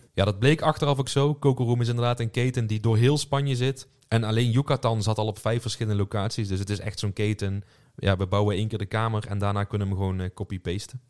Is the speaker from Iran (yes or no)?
no; Netherlands; voor ons als Hollanders was het wel thuiskomen